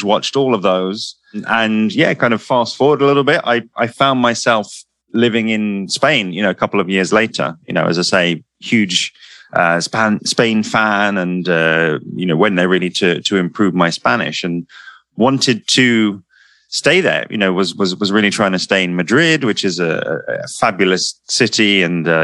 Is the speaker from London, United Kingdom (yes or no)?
yes; London, United Kingdom; I'm from London